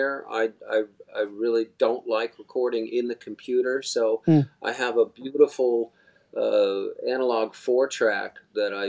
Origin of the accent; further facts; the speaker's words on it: Arizona, United States; now in Long Island, United States; I grew up, you know, growing up in Arizona